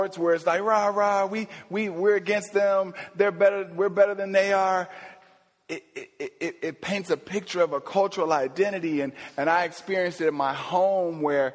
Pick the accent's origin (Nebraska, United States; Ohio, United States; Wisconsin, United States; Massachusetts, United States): Ohio, United States; my home state of Ohio